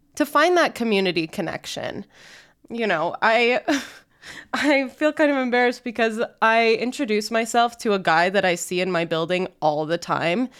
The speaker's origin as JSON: {"language": "English", "town": "Layton", "region": "Utah", "country": "United States", "tie": "born or raised there", "said": "growing up in Layton, Utah, in a suburb"}